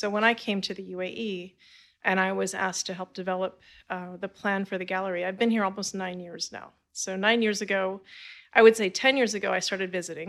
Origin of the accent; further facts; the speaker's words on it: California, United States; I did not. Okay. I'm from California.